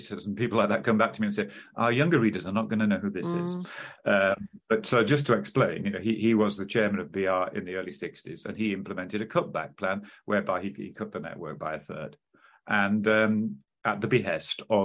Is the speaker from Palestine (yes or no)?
no; York, Yorkshire and the Humber, United Kingdom; my equivalent of Louth was Whitby, growing up in York